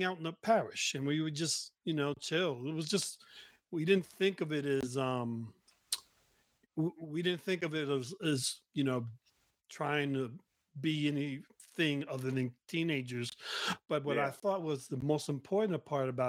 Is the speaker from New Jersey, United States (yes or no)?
yes; Newark, New Jersey, United States; I grew up in Newark. So the streets of Newark was not exactly the safest place